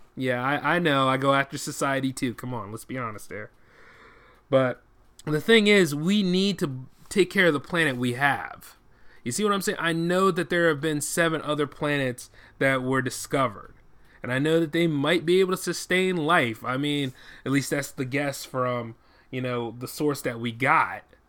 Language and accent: English; United States; as an American